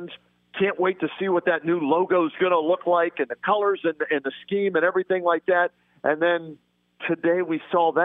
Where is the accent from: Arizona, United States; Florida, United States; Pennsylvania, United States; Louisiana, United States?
Pennsylvania, United States; Pittsburgh; now in Cleveland, United States; I grew up in Pittsburgh